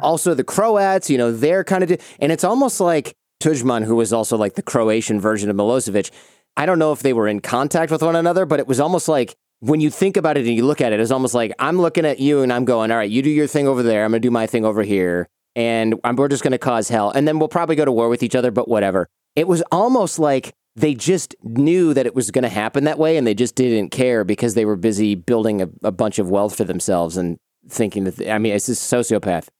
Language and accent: English; Michigan, United States; Michigan, my home state